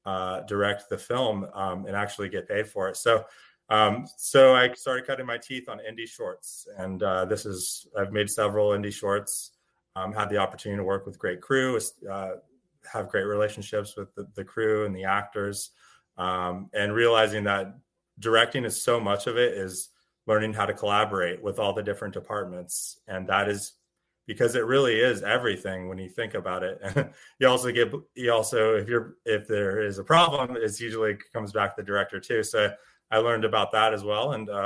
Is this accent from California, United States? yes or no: yes; Northern California wine country, United States; I grew up in Northern California in the wine country